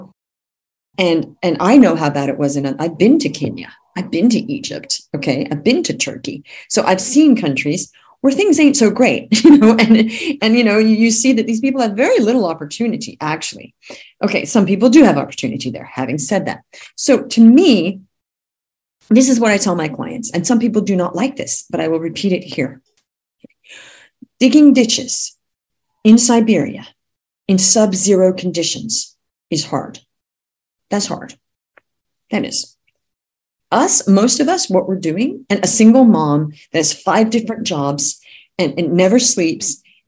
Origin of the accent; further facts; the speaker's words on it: Australia; moved away; also born or lived in California; I'm actually from California, but I grew up in Australia